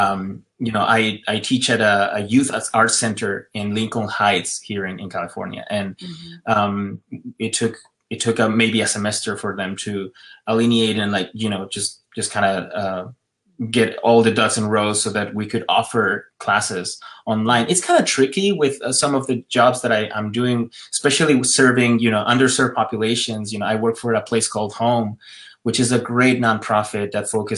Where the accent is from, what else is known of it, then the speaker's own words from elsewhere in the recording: Ecuador; moved away as an adult; also born or lived in West Hollywood, United States; now in United States; I'm from Ecuador, and I was born and raised there. I moved here, you know, when I was 21